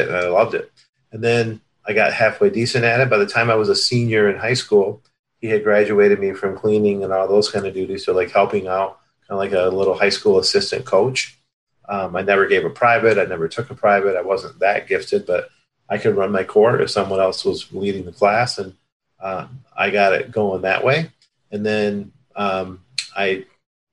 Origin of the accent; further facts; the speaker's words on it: Hudsonville, Michigan, United States; also born or lived in Cuba; I was born in Cuba and sponsored by a church, the Hudsonville, Michigan, which is, kind of the west side of Michigan. And we had a park, about a block from where we lived